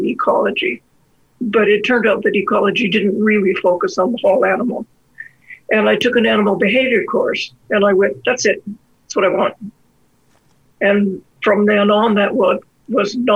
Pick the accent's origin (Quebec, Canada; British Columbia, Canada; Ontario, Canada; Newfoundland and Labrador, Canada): British Columbia, Canada; Victoria; now in Alberta, Canada; I grew up in Victoria